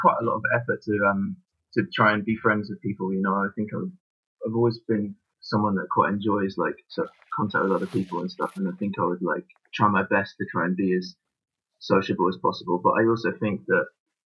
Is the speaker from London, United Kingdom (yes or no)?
yes; London, United Kingdom; also born or lived in Bow, London / France; we moved out to Wanstead when I was 8. So I went to Wanstead High